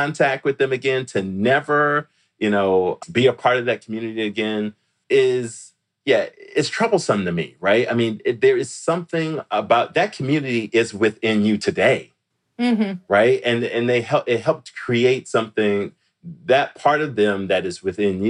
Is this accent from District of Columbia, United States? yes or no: yes; Washington, District of Columbia, United States; moved away; I'm from DC forever, right? I'm from Washington, DC forever.